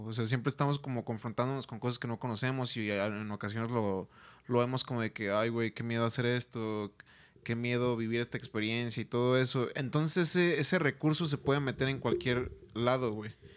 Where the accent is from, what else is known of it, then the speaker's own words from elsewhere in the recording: Mexico; somos mexicanos